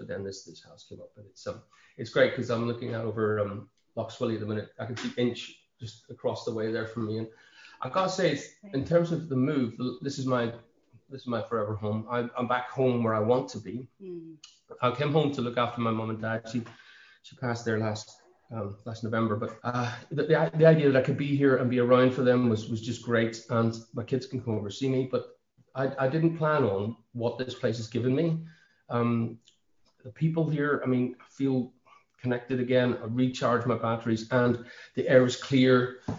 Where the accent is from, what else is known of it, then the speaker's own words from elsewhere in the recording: Buncrana, County Donegal, Ireland; I grew up around Bunkrana, and I learned to swim on Bunkrana Beach. It was the summer of 76, I was 10 years old